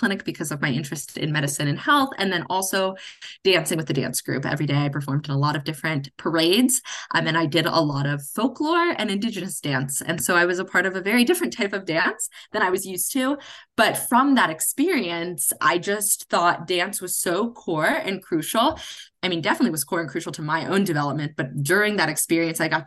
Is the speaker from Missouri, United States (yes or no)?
no; Cincinnati, Ohio, United States; I'm originally from Cincinnati, Ohio